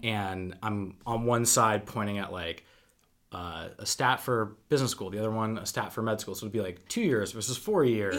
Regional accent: Wendell, Massachusetts, United States; I grew up in a town of 800 people

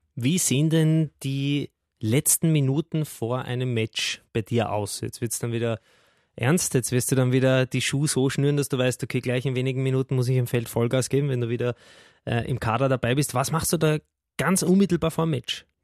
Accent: Austria; als Österreicher

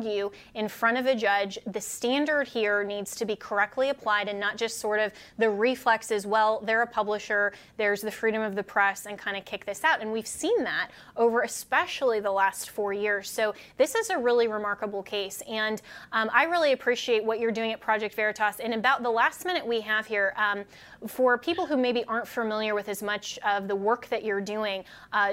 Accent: Colorado, United States; I'm from Colorado, like I am

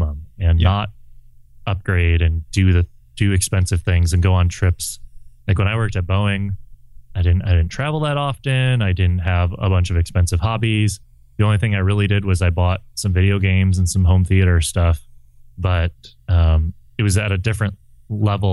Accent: Midwest, United States; moved away; also born or lived in West Coast / Southwest Coast; I grew up in the Midwest, and I moved to the West Coast, and then to the Southwest Coast

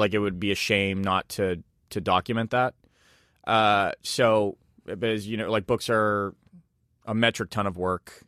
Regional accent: Leominster, Massachusetts, United States; a Chinese American restaurant I grew up with, like, as a kid in Leominster, Massachusetts

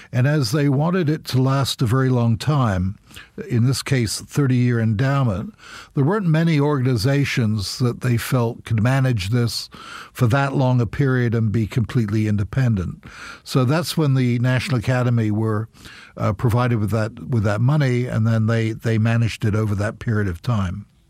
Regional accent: United Kingdom; now in United States; I'm British as well.

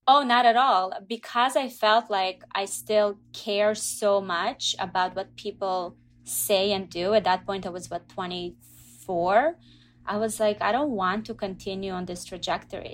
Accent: Israel; moved away as an adult; also born or lived in Russia / Canada; now in United States; I grew up in Israel, so from the age of two until nineteen, I was in Israel

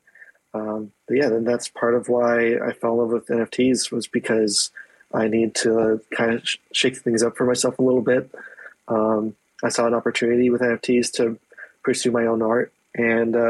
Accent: East Coast, United States; grew up in East Coast

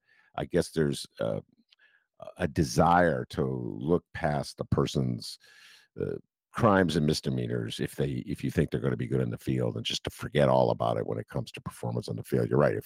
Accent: Evanston, Illinois, United States; I grew up in Evanston, so I'm a townie.

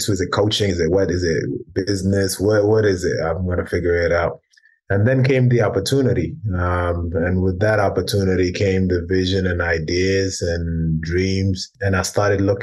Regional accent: London, United Kingdom; also born or lived in South Sudan; a group of guys that I grew up with in London

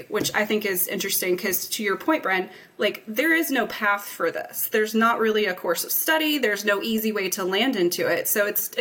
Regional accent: Kentucky, United States; I grew up in Kentucky, and I was going to college

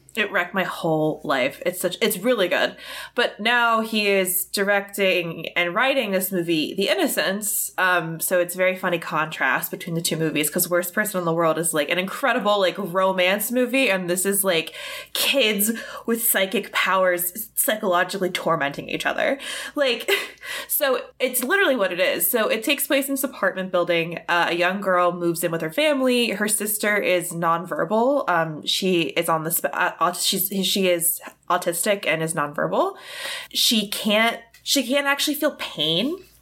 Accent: United States; I'm an American.

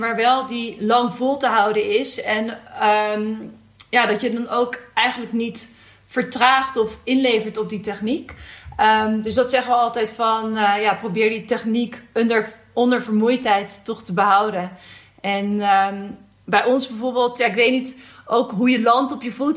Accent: Netherlands; we zijn als Nederlanders natuurlijk opgegroeid met die fiets

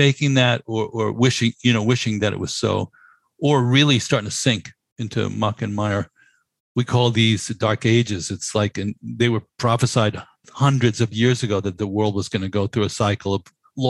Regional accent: New York City, New York, United States; as a New Yorker

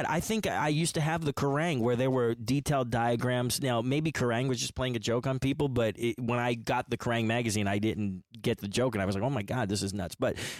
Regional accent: Johnstown, Pennsylvania, United States; my hometown of Johnstown, Pennsylvania

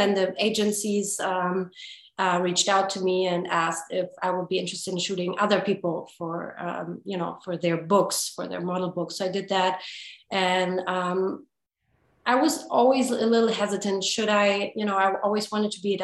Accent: Hamburg, Germany; now in Los Angeles, United States; Born in Germany, in Hamburg, to be precise. And born and raised in Germany

